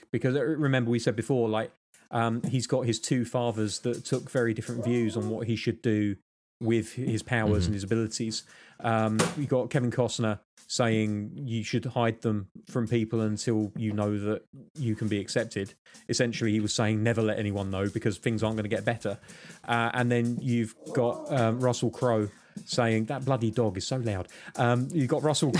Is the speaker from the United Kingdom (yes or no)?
yes; United Kingdom; I'm British